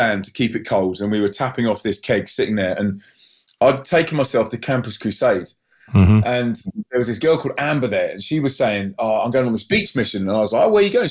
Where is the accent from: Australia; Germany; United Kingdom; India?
United Kingdom; Maidenhead, South East England; moved away as an adult; also born or lived in Brussels / Manchester; So I moved from Windsor Maidenhead from the poshest part of the country to the poorest part of the country.